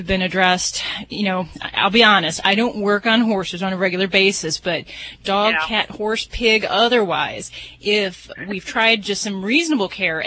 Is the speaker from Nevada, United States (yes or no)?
yes; Las Vegas, Nevada, United States; I'm from Vegas